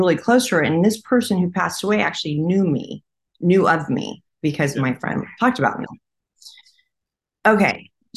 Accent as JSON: {"language": "English", "region": "California", "country": "United States"}